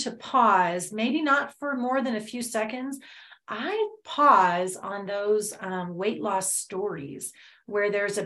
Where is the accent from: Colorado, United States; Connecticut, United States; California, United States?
California, United States; Los Angeles; growing up in Los Angeles